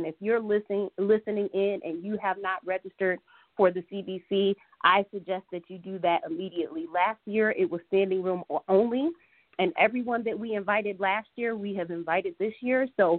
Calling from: Detroit, Michigan, United States; I'm reaching out from the Detroit area.

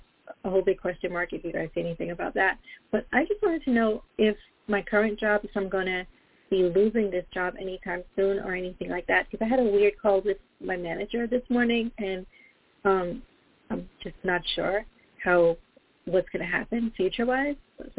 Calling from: Florida, United States; moved away; also born or lived in Long Island, New York; I'm calling from Florida currently.

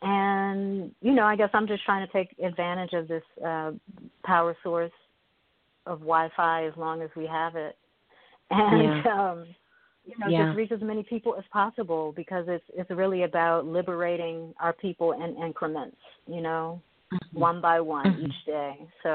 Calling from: Bowie, Maryland, United States; I am calling from Bowie, Maryland, which is about 20 minutes outside of Washington, D.C. Not too far from the heart of Babylon.

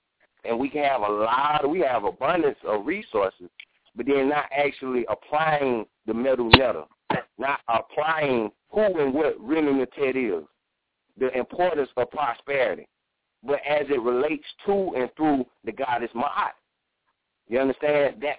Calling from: South Carolina, United States; I'm calling from South Carolina.

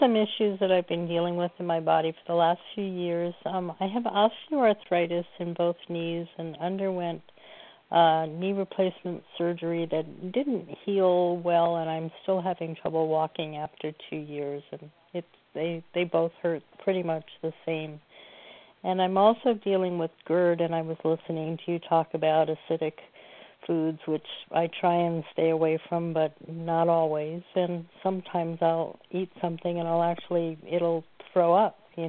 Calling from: Oregon, United States; Hi, I'm in Oregon.

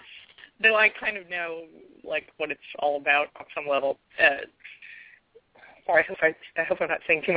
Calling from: New York, United States; I'm calling from New York.

